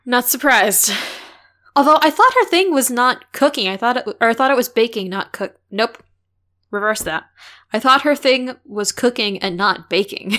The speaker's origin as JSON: {"language": "English", "town": "St. Louis", "region": "Missouri", "country": "United States", "tie": "born or raised there", "said": "in and around Saint Louis where I grew up"}